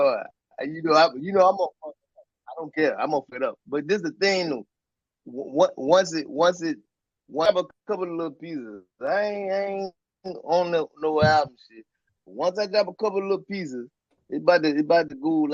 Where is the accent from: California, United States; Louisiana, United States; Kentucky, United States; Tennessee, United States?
Tennessee, United States; Pulaski; I'm from Pulaski, Tennessee